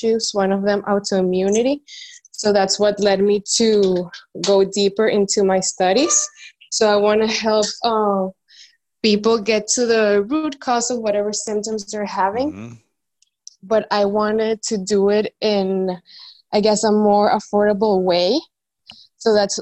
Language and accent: English; Venezuela; now in Dominican Republic; I'm in the Dominican Republic, but I'm from Venezuela